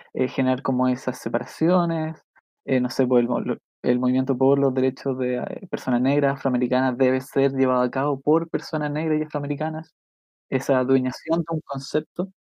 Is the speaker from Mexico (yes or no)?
no; Chile; yo soy de Chile